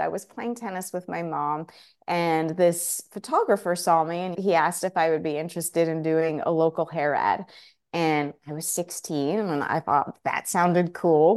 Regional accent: Cedar Grove, New Jersey, United States; also born or lived in Oxford, England / Woodland Park, New Jersey; I grew up, um, in New Jersey, Northern Jersey, a place called Cedar Grove, very close to Montclair

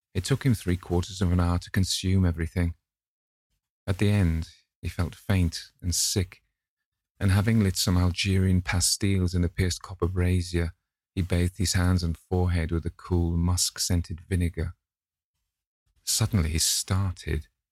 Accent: the north of England, United Kingdom; accent: northern; some kind of ignorant northern type

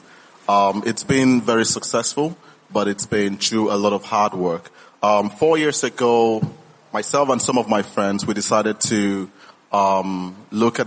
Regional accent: Nigeria; I'm a Nigerian and a global citizen

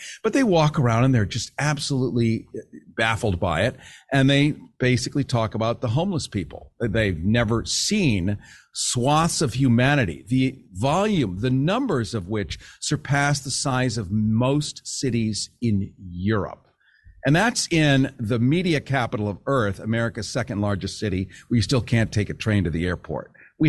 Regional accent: United States; I'm American.

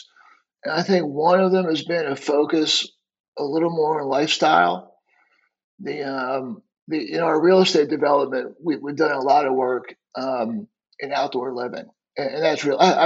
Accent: D.C., Virginia, United States; I grew up right outside the Washington, D.C. area in Virginia

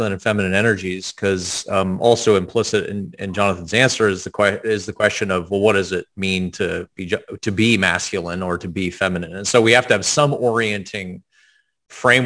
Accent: the South, United States; I was raised in the South

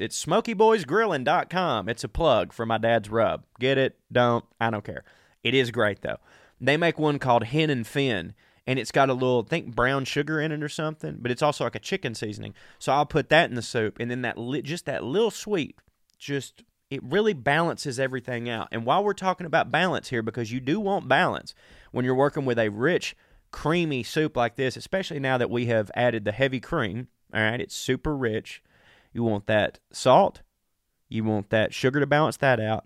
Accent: the South, United States; I'm from the South

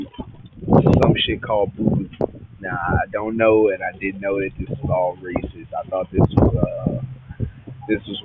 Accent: Houston, Texas, United States; I'm from Houston.

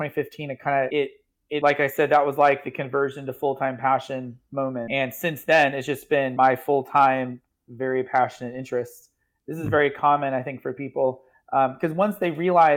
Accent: Oregon, United States; moved away as an adult; also born or lived in Illinois; now in South Carolina, United States; I grew up in Oregon

